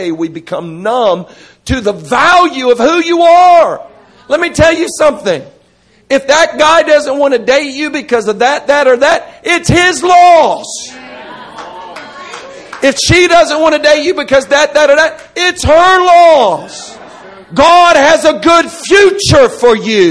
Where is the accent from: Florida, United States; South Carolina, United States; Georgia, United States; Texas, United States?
Florida, United States; I grew up in Florida.